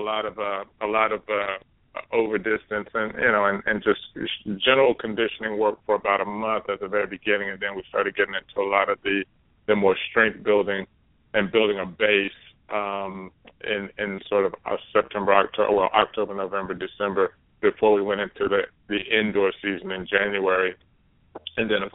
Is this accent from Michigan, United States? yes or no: no; Dallas, Texas, United States; I'm growing up in Dallas, Texas